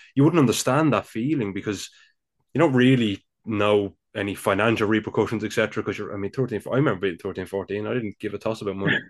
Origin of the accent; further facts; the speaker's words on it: Dublin, Leinster, Ireland; accent: Dublin; I live here, of course, in the Republic of Ireland. I'm sure you could tell by now by my, my Dublin accent.